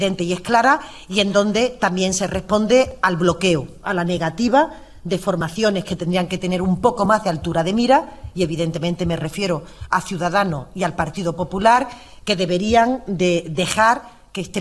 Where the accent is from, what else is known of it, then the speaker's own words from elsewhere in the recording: Andalusia, Spain; yo no ni, quiero ni puedo ocultar que soy andaluza